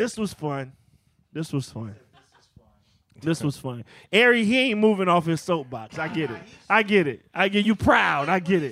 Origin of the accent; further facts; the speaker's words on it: Virginia, United States; I'm from Virginia